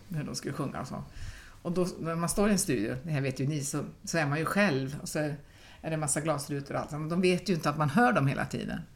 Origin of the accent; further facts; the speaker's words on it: Pajala, Norrbotten County, Sweden; now in Gothenburg, Sweden; jag är ju inte ens göteborgare, utan jag är ju från Pajala